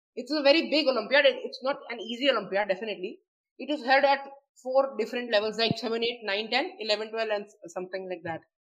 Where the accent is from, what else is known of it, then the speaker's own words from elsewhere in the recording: Prayagraj, Uttar Pradesh, India; I'm from Allahabad, or uh, okay. now named Prayagraj